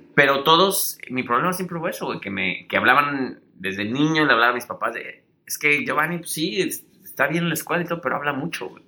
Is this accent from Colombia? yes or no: no; Mexico; moved away; como buenos mexicanos